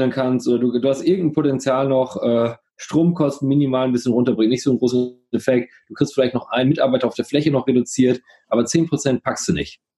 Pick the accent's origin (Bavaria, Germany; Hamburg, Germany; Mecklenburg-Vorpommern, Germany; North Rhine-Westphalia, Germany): North Rhine-Westphalia, Germany; Coesfeld; auch für kleine Städte wie, ich komme ja aus Coesfeld, wie Coesfeld, kannst du auch da wohnen bleiben